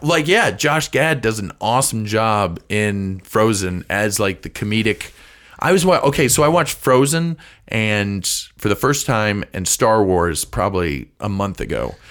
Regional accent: St. Louis, Missouri, United States; I grew up in Saint Louis. I went to school in Saint Louis.

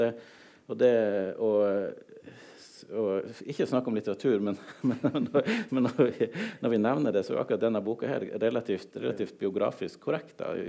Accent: southern Troms, Norway; first language Northern Sami; så jeg vokst opp helt sør i Troms fylke. I, eh, i, eh, i de samiske småbrukersamfunn

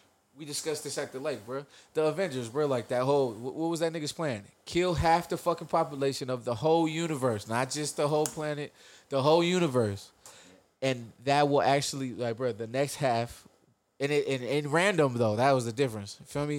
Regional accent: Midwest, United States; I'm from the Midwest.

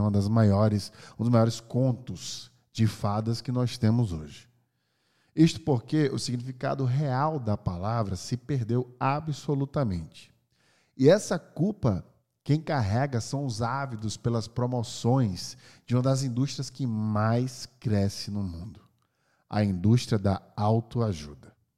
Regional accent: Brazil; moved away; also born or lived in California, United States; sou brasileiro, hoje eu moro no Brasil

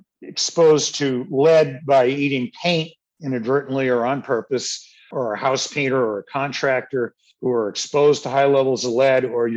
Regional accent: Cape Cod, Massachusetts, United States; where I grew up on Cape Cod, the town reservoir has blooms every year

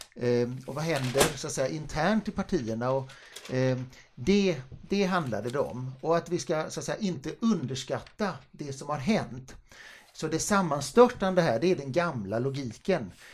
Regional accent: Gothenburg, Västra Götaland, Sweden; Jag är göteborgare

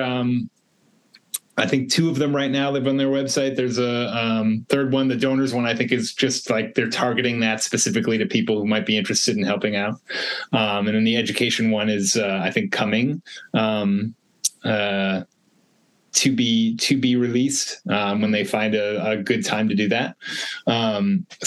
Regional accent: East Coast, United States; now in Los Angeles, United States; I'm from the East Coast

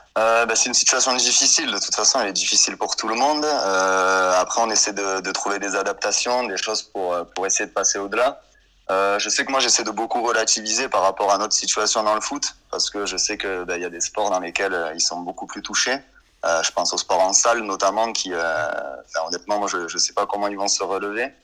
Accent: Anduze, Occitania, France; moved away as an adult; also born or lived in Montpellier; je suis originaire du Gard au départ

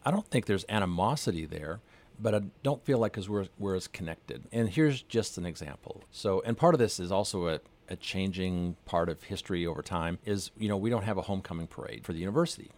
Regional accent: north of Edmonton, Alberta, Canada; moved away as an adult; also born or lived in Calgary, Alberta; now in San Marcos, United States; I grew up north of Edmonton

